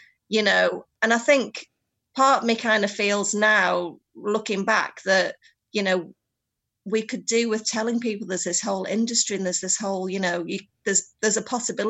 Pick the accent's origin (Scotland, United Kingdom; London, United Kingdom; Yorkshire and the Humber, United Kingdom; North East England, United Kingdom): North East England, United Kingdom; the Northeast; moved away as an adult; also born or lived in Leeds; growing up in the Northeast, you basically drank brown ale, Newcastle brown ale